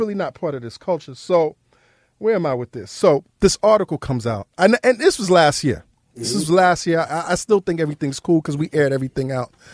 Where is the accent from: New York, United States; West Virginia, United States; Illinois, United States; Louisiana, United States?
New York, United States; New York City; I grew up in New York City